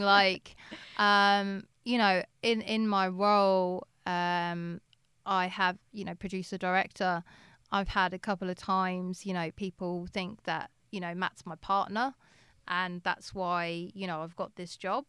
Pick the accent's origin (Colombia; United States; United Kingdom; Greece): United Kingdom; England; being English